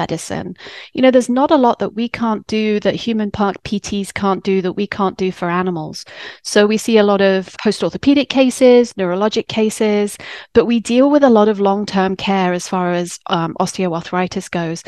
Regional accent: England, United Kingdom; moved away as an adult; now in United States; I'm English

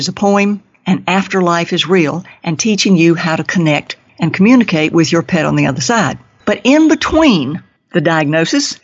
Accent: the South, United States; accent: Southern; for those of us in the South

